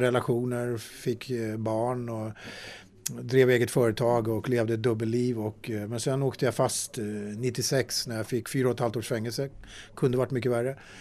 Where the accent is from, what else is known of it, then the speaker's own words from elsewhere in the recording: Sweden; jag föddes faktiskt i Sverige med ett finländskt pass